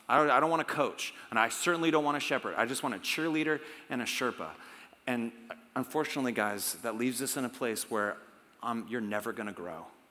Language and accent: English; United States; we're Americans. We're from America